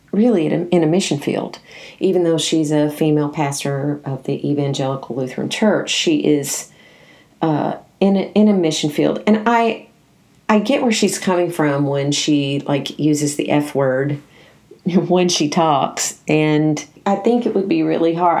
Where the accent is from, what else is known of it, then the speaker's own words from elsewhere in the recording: Nashville, Tennessee, United States; I grew up in Nashville, Tennessee, where this particular denomination is huge there, huge